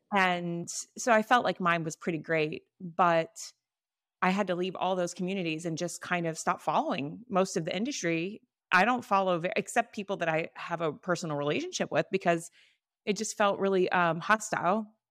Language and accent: English; Florida, United States; I'm from Florida